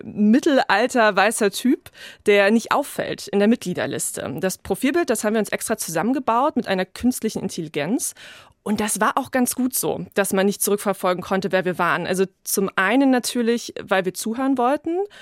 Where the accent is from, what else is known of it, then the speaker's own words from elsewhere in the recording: Berlin, Germany; ich bin in Berlin geboren und habe da auch sehr lange gelebt.